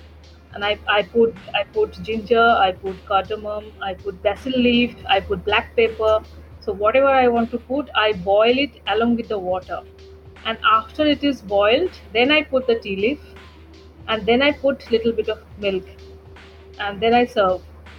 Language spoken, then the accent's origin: English; Kolkata, West Bengal, India; when I was growing up in Calcutta as a child